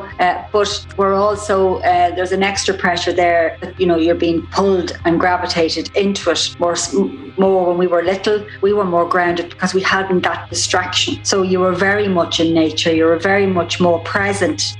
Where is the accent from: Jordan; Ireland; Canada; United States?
Ireland; Drogheda, County Louth; I'm from Drogheda in County Louth, Ireland